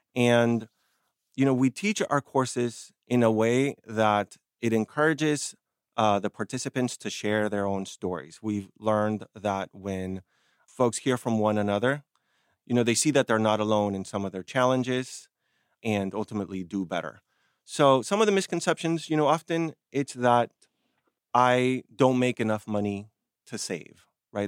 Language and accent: English; Argentina; moved away; I come from Argentina